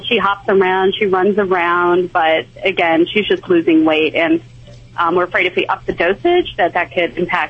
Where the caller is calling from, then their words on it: Houston, Texas, United States; I'm calling from Houston, Texas.